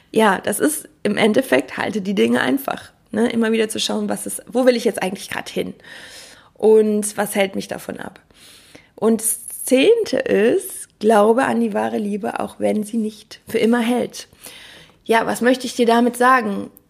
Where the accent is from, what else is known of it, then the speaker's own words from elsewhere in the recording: Cologne, North Rhine-Westphalia, Germany; Ich komme ja aus Köln und Karneval